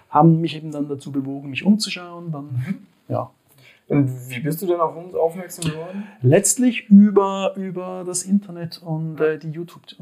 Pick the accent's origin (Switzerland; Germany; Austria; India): Switzerland; wie man wahrscheinlich auch meinem äh, {S1} Slang anhört, {S2} ich komme aus der Schweiz.